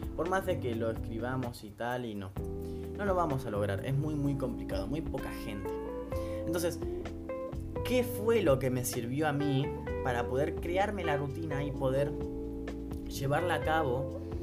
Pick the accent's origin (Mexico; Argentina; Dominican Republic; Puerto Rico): Argentina; soy de Argentina